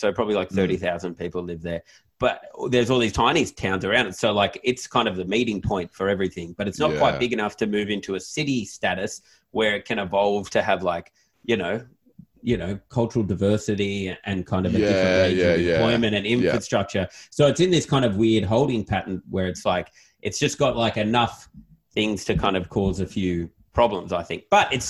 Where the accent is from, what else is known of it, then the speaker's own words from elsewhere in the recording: Nowra, New South Wales, Australia; I never really mentioned I'm from Nowra, but now it's gotten out.